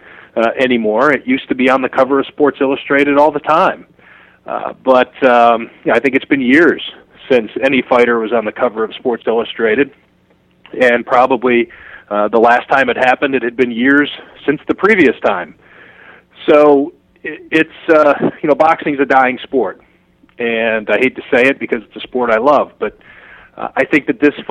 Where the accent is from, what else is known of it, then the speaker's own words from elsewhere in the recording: Windham, Ohio, United States; moved away as an adult; also born or lived in Cleveland, Ohio / Miami, Florida; now in Buffalo, United States; I was from Windham, Ohio